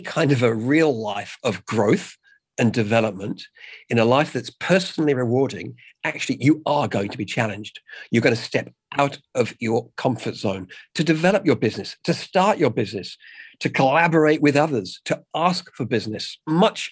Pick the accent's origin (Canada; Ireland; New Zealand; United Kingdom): United Kingdom; England; now in Australia; I'm English